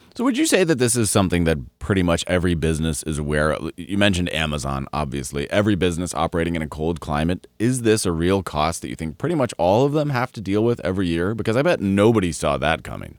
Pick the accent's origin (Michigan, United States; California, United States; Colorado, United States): Colorado, United States; I grew up in Colorado